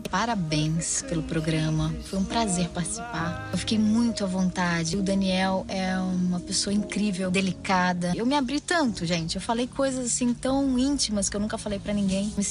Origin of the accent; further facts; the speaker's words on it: Portugal; de ser portuguesa. Eu não acho que sou melhor que ninguém e não foi assim que os meus pais me educaram.